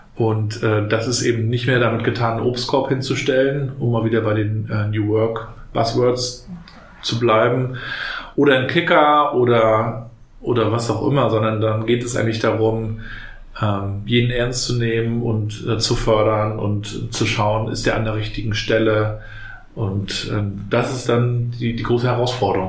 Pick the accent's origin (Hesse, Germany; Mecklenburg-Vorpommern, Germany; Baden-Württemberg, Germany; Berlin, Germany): Mecklenburg-Vorpommern, Germany; Rostock; Ich bin ja noch in der DDR aufgewachsen, in den 80ern hier in Rostock